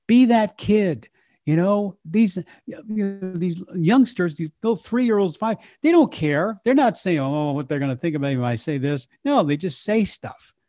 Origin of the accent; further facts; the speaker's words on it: Texas, United States; as a Texan